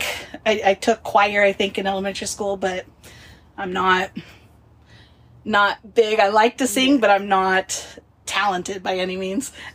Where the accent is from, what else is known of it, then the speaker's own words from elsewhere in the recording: Wenatchee, Washington, United States; I was born in Wenatchee, Washington, which is right in the smack dab middle of the state.